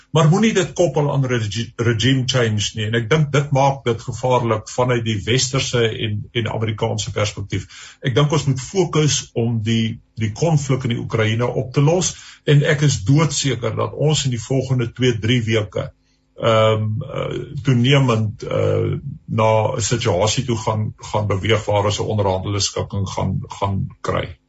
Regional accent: South Africa; ons as Suid-Afrikaners

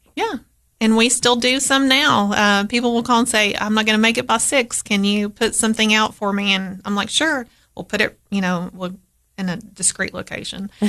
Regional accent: Crossville, Tennessee, United States; also born or lived in Cookeville, Tennessee; I grew up in Crossville, which is, you know, next door to Putnam County

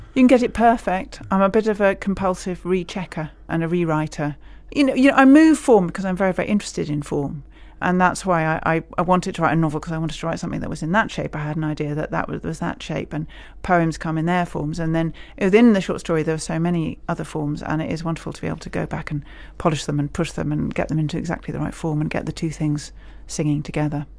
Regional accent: Scotland, United Kingdom; now in England, United Kingdom; I'm a Scot living in England.

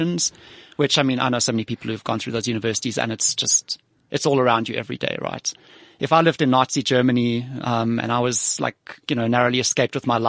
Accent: Johannesburg, Gauteng, South Africa; also born or lived in Cape Town; I grew up in Joburg

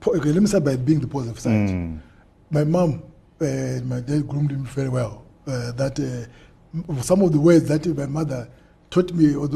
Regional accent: Mutambara, Chimanimani, Manicaland, Zimbabwe; moved away; also born or lived in Bulawayo; born and bred in Mtambara

